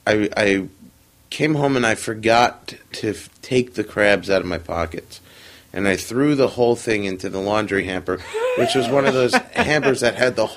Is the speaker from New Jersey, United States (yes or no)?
no; New York City, New York, United States; also born or lived in Long Beach, Long Island; I am born and raised a New Yorker, originally from Flushing, Queens.